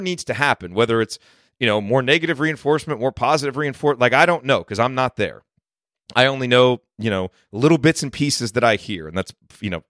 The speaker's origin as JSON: {"language": "English", "town": "Bloomington", "region": "Indiana", "country": "United States", "tie": "born or raised there", "moved": "yes", "said": "when we were growing up in Bloomington"}